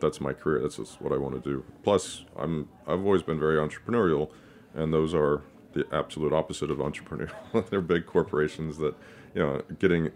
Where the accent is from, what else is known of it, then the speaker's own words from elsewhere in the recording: Texas, United States; I grew up in Texas